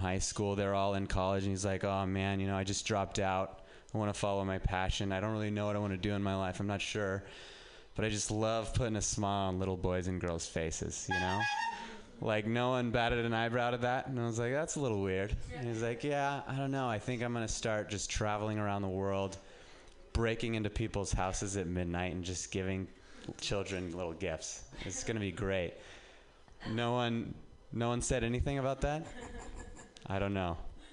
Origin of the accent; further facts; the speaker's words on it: Reno, Nevada, United States; moved away as an adult; now in San Francisco, United States; I'm from Reno, and just getting out of Reno and living in San Francisco